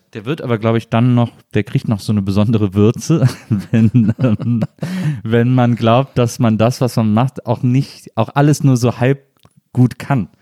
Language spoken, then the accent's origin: German; Rhineland, Germany; ich komme aus dem Rheinland